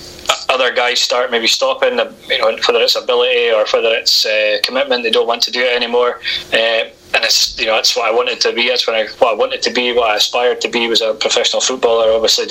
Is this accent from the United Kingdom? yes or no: yes; Oldmeldrum, Scotland, United Kingdom; I'm from Old Melbourne